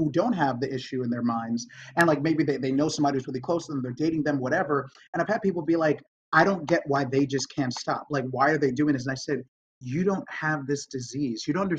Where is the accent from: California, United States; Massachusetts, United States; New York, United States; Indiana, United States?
New York, United States; moved away as an adult; now in Los Angeles, United States; I grew up in New York, I got sober in New York, and I live in LA now